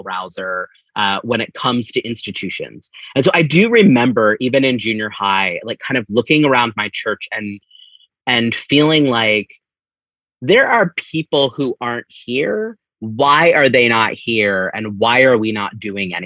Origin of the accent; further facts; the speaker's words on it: Upper Black Eddy, Pennsylvania, United States; I grew up in Upper Black Eddy, which is right on the border of New Jersey between New Hope and Easton